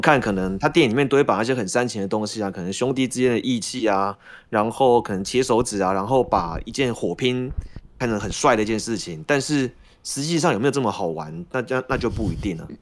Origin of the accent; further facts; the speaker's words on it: Taiwan; 我们台湾人